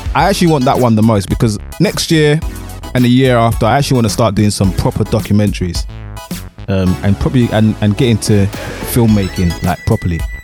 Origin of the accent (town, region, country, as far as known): United Kingdom